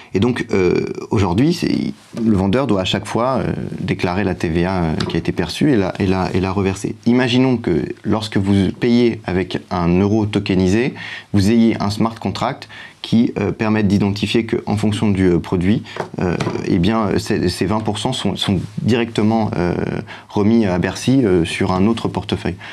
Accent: France; en tant que Français

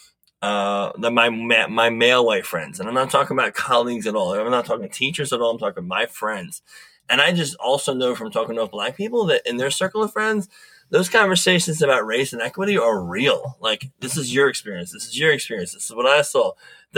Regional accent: Delaware, United States; I'm come from the Mid-Atlantic, Delaware.

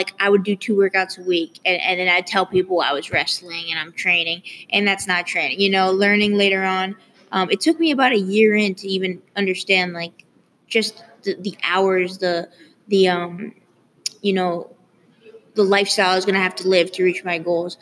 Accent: New York City, New York, United States; I grew up in New York City, in Manhattan

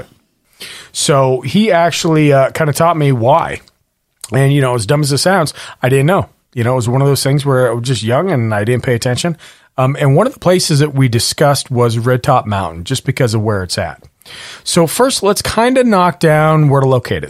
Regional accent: Montana, United States; now in Washington, United States; I was born in Montana and, and I would have fires like it's a fire season

